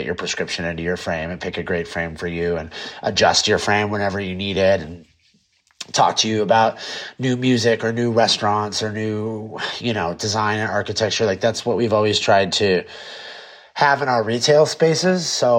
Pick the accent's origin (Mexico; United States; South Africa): United States; California; I'm such a Californian and I grew up here and I love it here.